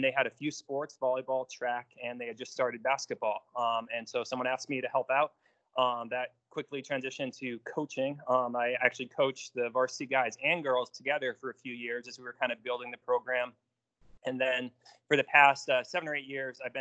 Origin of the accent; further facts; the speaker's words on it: New York, United States; moved away as an adult; I grew up in New York, played organized basketball from, I think, third grade on